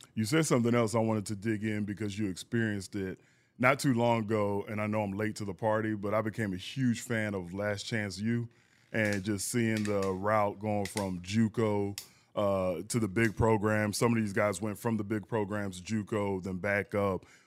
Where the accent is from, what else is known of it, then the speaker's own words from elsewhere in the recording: San Antonio, Texas, United States; And I'm from San Antonio, and, you know, growing up in Texas